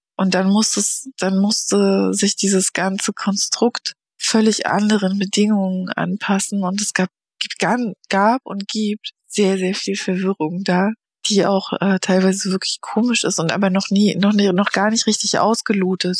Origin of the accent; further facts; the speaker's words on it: Stralsund, Mecklenburg-Vorpommern, Germany; Ich komme aus Stralsund von der Ostsee